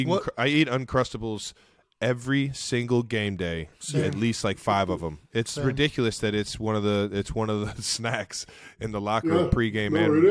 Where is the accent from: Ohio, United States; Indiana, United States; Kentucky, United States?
Ohio, United States; Cleveland Heights; Growing up in Cleveland Heights